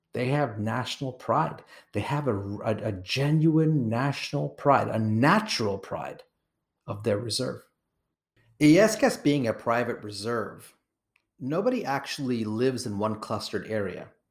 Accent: Kenya; I was born in Kenya.

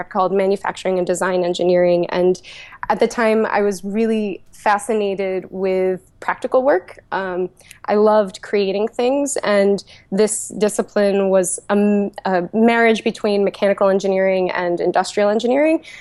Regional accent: Levittown, Pennsylvania, United States; I grew up in Levittown, just on the outskirts of Philly

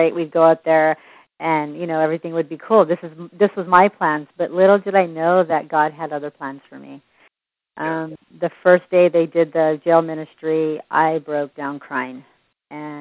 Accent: San Jose, California, United States; also born or lived in Los Angeles; now in Fresno, United States; I'm originally from San Jose. Actually, I was born in Los Angeles, brought out to San Jose at the age of 5. I left San Jose about 8-9 years ago

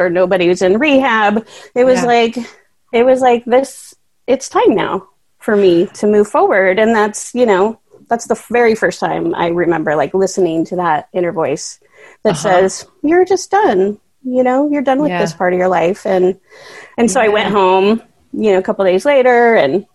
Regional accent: Tigard, Oregon, United States; now in Bend, United States; I grew up in Tigard, the suburbs.

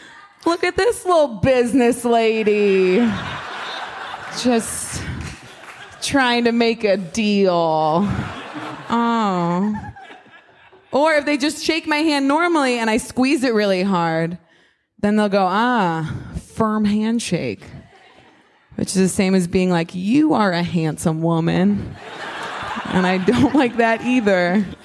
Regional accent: Ohio, United States; I moved here from Ohio, so I moved here from a city in Ohio, but I grew up in a small town in Ohio.

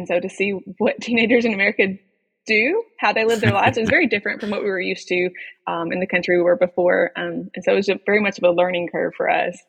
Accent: Fulton, Mississippi, United States; moved away as an adult; also born or lived in Conway; we went back to Mississippi, to my hometown of Fulton, and Bethel Baptist Church, where I grew up.

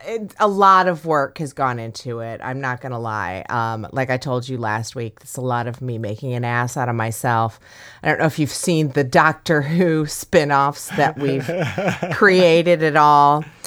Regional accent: Midwest, United States; I'm from the Midwest.

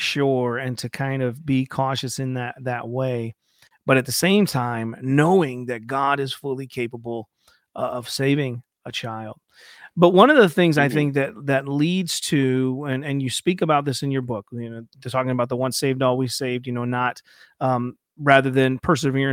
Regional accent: Ohio, United States; I'm from Ohio

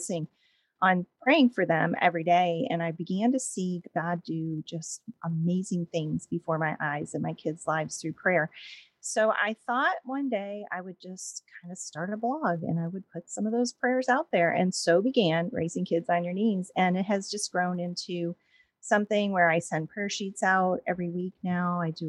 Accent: Williamsport, Pennsylvania, United States; I grew up in Williamsport, Pennsylvania, which is the home of the Little League World Series.

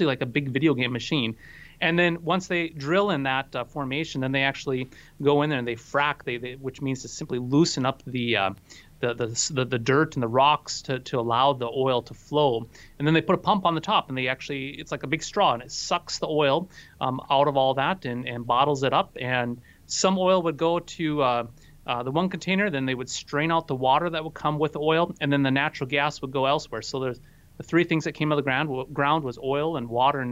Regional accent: Bottineau, North Dakota, United States; also born or lived in Gwinner, North Dakota; My hometown is about 10 miles from Canada, and that's where my wife is right now. She's up at our hometown up there in Bottineau

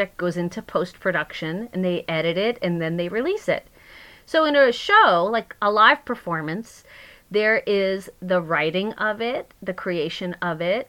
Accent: Long Island, New York, United States; now in Garrison, New York, United States; I grew up on Long Island

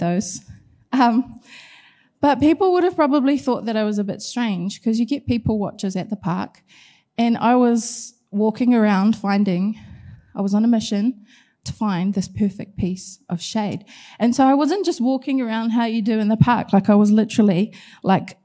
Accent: Gisborne, New Zealand; moved away; I grew up in Gisborne.

